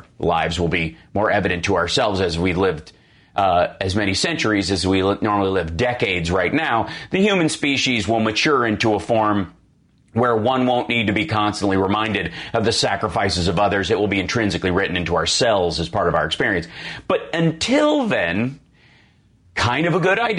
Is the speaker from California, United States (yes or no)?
no; Chicago, Illinois, United States; me as a Chicagoan in heart and body